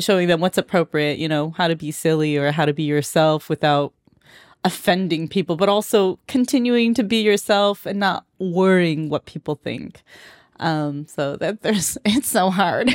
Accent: Moreno Valley, California, United States; accent: Valley Girl; now in Honolulu, United States; I was born and raised there. Grew up

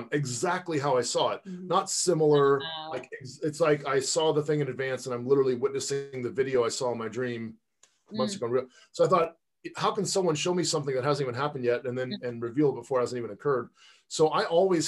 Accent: Pasadena, California, United States; also born or lived in Palos Verdes, California / Silicon Valley; I grew up in Southern California in Pasadena

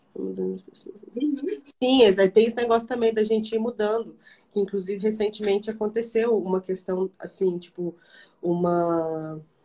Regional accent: Barbacena, Minas Gerais, Brazil; moved away; em Barbacena, que, né, de onde eu sou

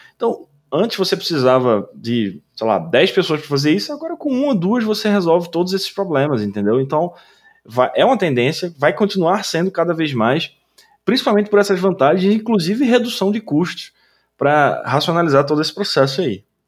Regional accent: Recife, Pernambuco, Brazil; moved away; lá em Recife, até na, na minha terra natal

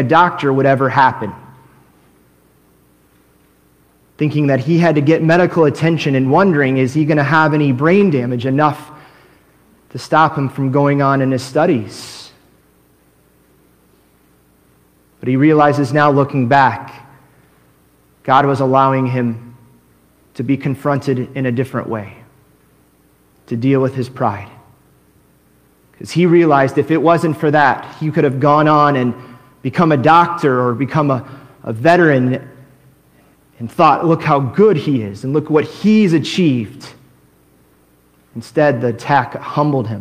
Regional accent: United States; also born or lived in Korea; as an American, I came up there

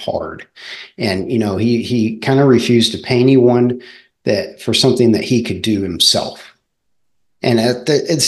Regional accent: Southern California, United States; I raced BMX growing up in Southern California

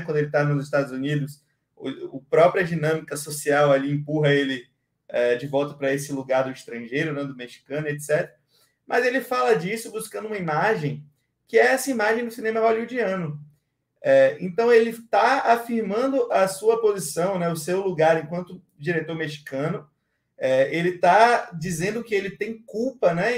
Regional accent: Bahia, Brazil; sou baiano com muito orgulho

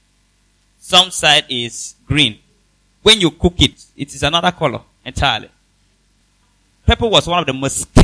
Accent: Nigeria; I come from Nigeria. That's my country

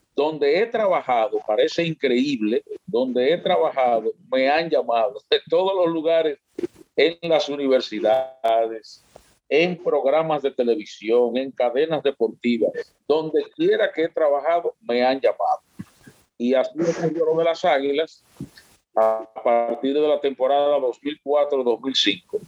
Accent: San Francisco de Macorís, Duarte, Dominican Republic; also born or lived in Moca; now in Santiago, Dominican Republic; soy oriundo de San Francisco de Macorís y viví en Moca también 10 años

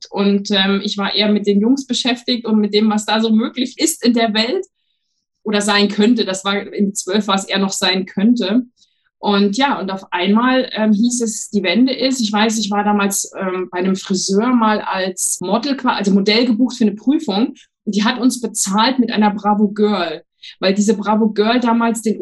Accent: Thuringia, Germany; Ich bin in einem ganz kleinen Dorf im Thüringer Wald aufgewachsen, was aber schon, indem ich es ausspreche, gar nicht stimmt, weil ich bin in vielen Orten aufgewachsen.

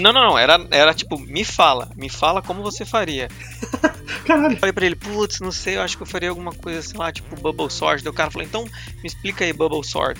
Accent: Curitiba, Paraná, Brazil; also born or lived in Campo Grande; eu sou de Curitiba

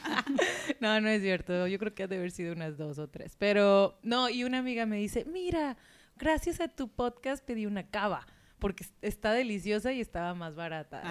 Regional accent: Mexico; de México

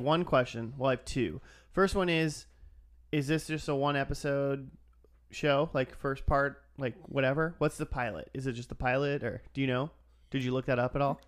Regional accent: Minnesota, United States; I'm from Minnesota, and Kevin Sorbo's a hometown hero

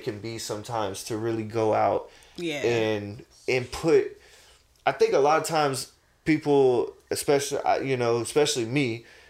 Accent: Goose Creek, South Carolina, United States; I'm from Charleston, but I'm not, I'm from Goose Creek

